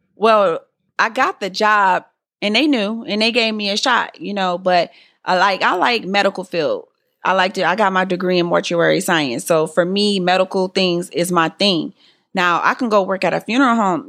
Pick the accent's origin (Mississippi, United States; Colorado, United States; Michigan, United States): Michigan, United States; Detroit; I was born and raised in Detroit